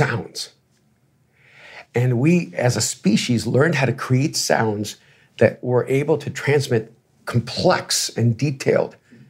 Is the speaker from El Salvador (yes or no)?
yes; El Salvador; I played sports, right? You know, and I'm from El Salvador. I should have been playing soccer